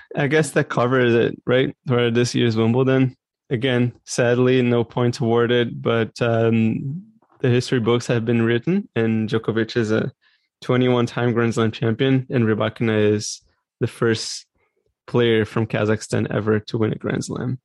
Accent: Brazil; now in Canada; I was born and raised in Brazil, but now I live in Canada

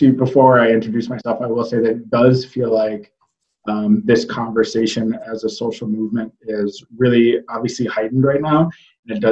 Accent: Minnesota, United States; now in Chicago, United States; I hail from Minnesota, where I grew up kind of learning the values of community and connection through growing up in a rural community

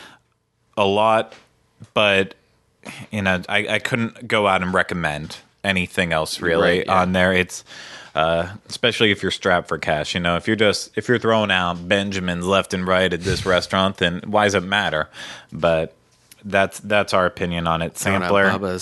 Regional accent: Pennsylvania, United States; You know, like I grew up in Western Pennsylvania, so there was no fresh shrimp ever coming to us

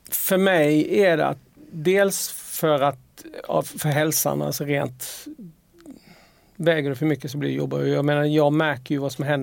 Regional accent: Halland County, Sweden; Men sen har vi fortfarande, vi är fortfarande från Harplinge och från Åled och från Simlångsdalen.

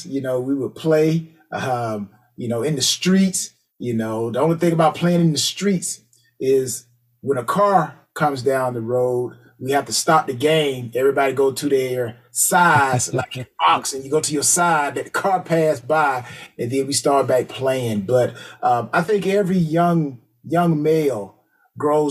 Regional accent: LaGrange, Georgia, United States; I'm from Georgia, LaGrange, Georgia. So for those who don't know, LaGrange is about an hour and 15 minutes southwest of Atlanta. So I grew up watching the Atlanta Falcons too

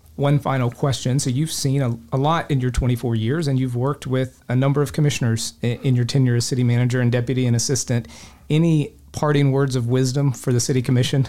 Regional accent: Polk County, Florida, United States; I grew up fishing lakes in Polk County

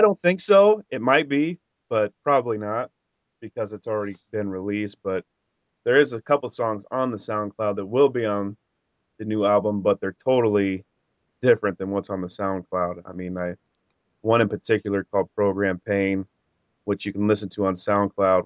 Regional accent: Cedar Rapids, Iowa, United States; I'm from Cedar Rapids, Iowa. I grew up, you know, out in the sticks

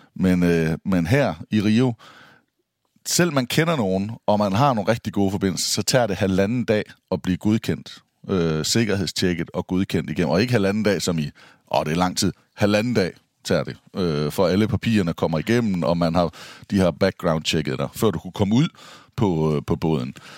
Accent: Denmark; jeg er fra Danmark

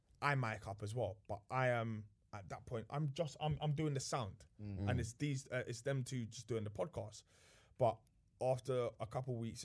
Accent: London, United Kingdom; I'm from Grove, innit?

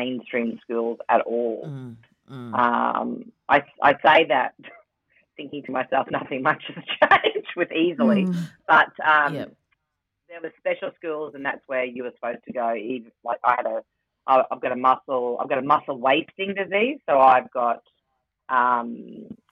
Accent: Rockhampton, Queensland, Australia; born or raised there; now in Brisbane, Australia

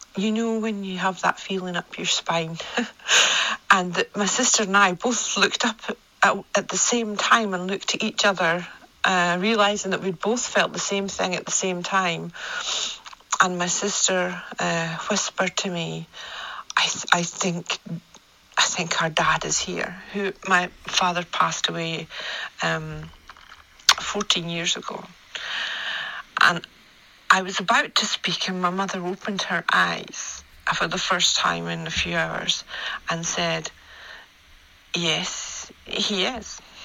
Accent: Scotland, United Kingdom; accent: Scottish; my Scottish accent

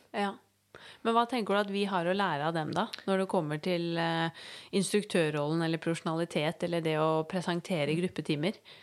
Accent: Norway; her hjemme i Norge

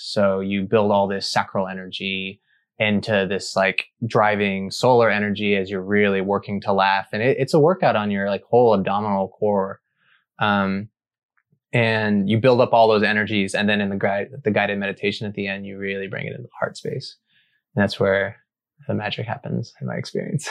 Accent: Arkansas, United States; I grew up in Arkansas

